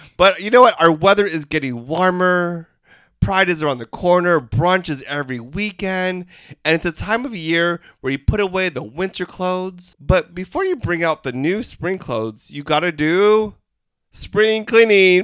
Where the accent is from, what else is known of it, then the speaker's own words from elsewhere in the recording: Philippines; We're three Filipino gay guys